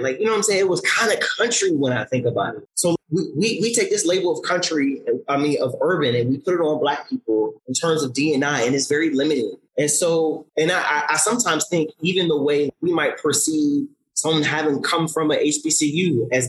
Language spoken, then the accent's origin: English; Plainsboro, New Jersey, United States; where I grew up in New Jersey, which is a mostly white town